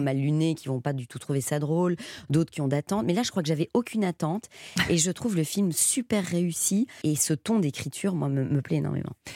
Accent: Belgium; je viens de Belgique

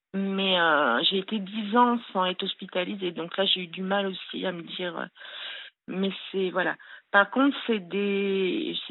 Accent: Le Grand-Bornand, Auvergne-Rhône-Alpes, France; je suis née au Grand Bornand, disons à Annecy, ceux qui connaissent. Euh, donc euh, voilà, j'ai eu euh, une enfance assez super, quoi, en montagne.

